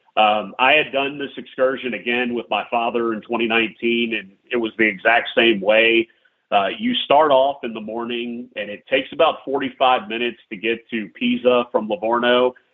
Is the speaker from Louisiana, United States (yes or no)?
yes; Louisiana, United States; now in Tampa, United States; even though I live in Tampa, I'm from Louisiana